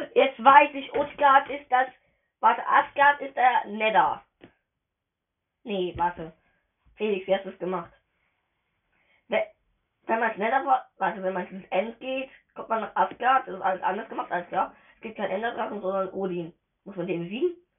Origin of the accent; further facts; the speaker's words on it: Germany; Ich bin Deutscher